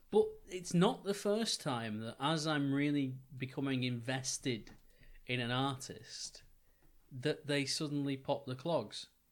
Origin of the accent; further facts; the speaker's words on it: Wigan, North West England, United Kingdom; the town that myself and Johnny grew up in, in, in Wigan